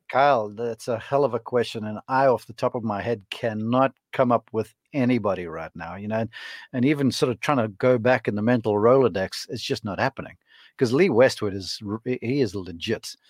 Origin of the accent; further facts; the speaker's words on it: Somerset West, Western Cape, South Africa; moved away; my hometown of Somerset West.